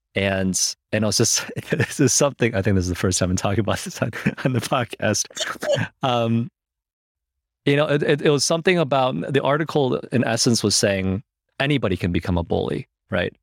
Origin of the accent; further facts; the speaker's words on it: Michigan, United States; also born or lived in China; I was born in China, I moved to the U S when I was seven, and I moved to Michigan, which was not California.